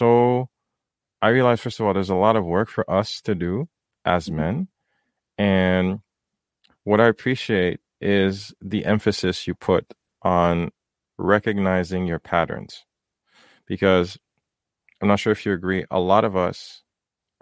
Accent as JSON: {"language": "English", "town": "Port-au-Prince", "country": "Haiti", "tie": "born or raised there", "moved": "yes", "lives_now": "North America", "said": "growing up in Haiti"}